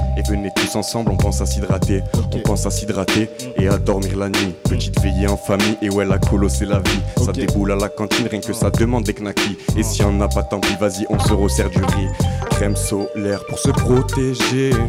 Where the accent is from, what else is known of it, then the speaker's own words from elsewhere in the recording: Avignon, Provence-Alpes-Côte d'Azur, France; je suis d'Avignon, je suis né à Avignon.